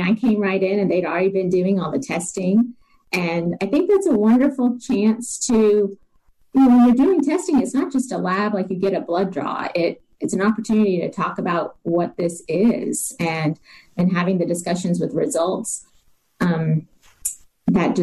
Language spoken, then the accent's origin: English; Decatur, Alabama, United States; moved away as an adult; also born or lived in Denver, Colorado; I am originally from Decatur, grew up here, went to med school at Alabama, and then left to go to Denver for a residency and stayed out there